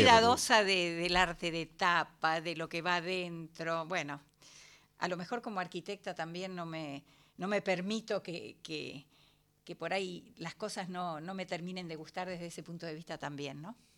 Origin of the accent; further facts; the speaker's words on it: San Miguel, Buenos Aires Province, Argentina; Yo soy de San Miguel